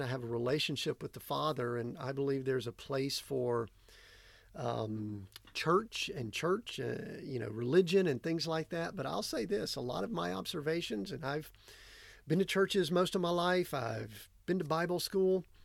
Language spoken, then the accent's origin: English; Georgia, United States; moved away as an adult; Growing up in Georgia